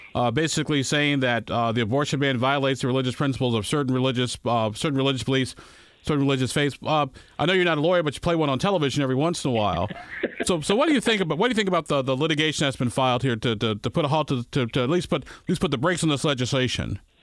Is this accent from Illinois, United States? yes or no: yes; Illinois, United States; now in Indiana, United States; my home state of Illinois